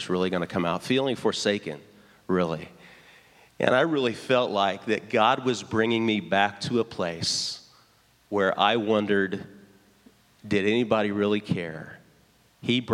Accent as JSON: {"language": "English", "town": "Lafayette", "region": "Indiana", "country": "United States", "tie": "born or raised there", "moved": "as an adult", "said": "the Coca-Cola warehouse in Lafayette, Indiana. So I go back to my hometown"}